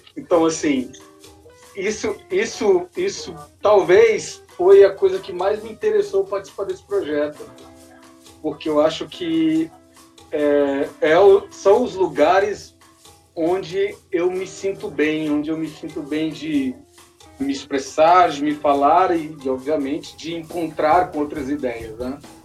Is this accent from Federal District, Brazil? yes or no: yes; Ceilândia, Federal District, Brazil; A Ceilândia que é a minha cidade, da onde eu vim, onde eu me criei